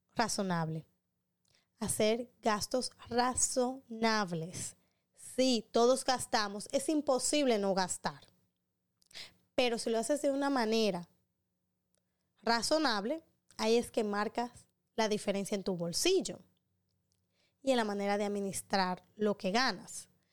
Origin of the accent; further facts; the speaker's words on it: Dominican Republic; un buen dominicano